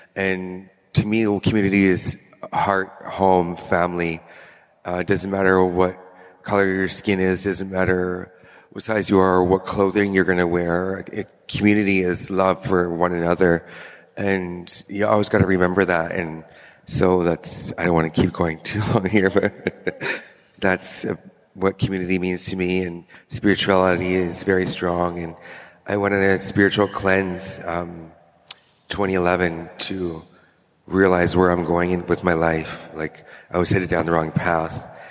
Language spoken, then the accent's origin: English; Squamish Nation, British Columbia, Canada; I come from the Squamish Nation, and it's a reserve of, I would say, 300 people